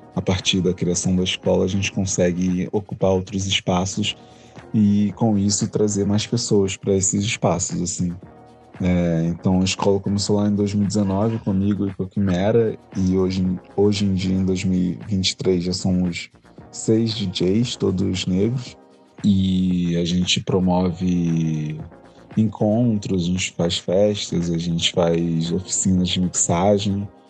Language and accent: Portuguese; Rio de Janeiro, Brazil; sou aqui do Rio